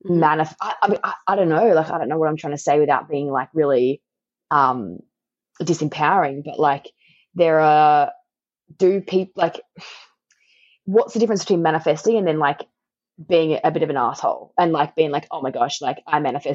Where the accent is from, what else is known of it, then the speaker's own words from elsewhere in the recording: Tasmania, Australia; accent: Tasmanian; my Tasmanian accent